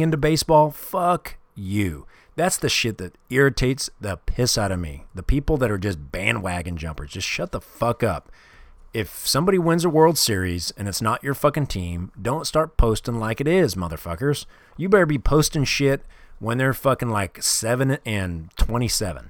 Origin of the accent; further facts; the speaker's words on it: Kansas City, Missouri, United States; I grew up in Kansas City